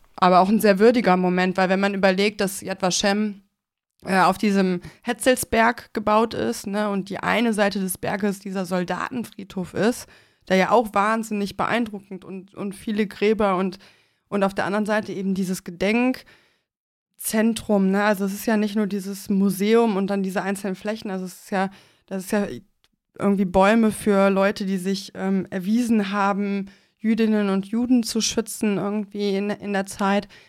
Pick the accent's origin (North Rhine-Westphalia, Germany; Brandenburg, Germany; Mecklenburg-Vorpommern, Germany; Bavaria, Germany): North Rhine-Westphalia, Germany; Mönchengladbach; meiner Heimatstadt, ähm, Mönchengladbach